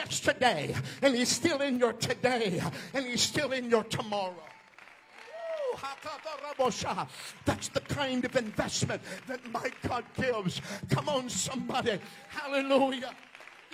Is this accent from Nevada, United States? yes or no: no; North Dakota, United States; I'm from North Dakota. Amen. And we get a lot of snow, or at least used